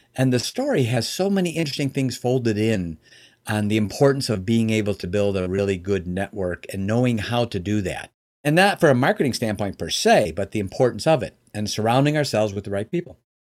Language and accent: English; Chicago, Illinois, United States; now in Michigan, United States; I live in Michigan now, but I was born and raised in the Chicagoland area